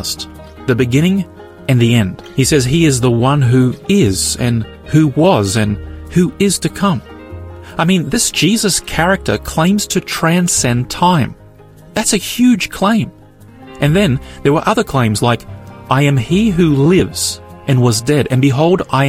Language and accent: English; Australia; I'm born here in Australia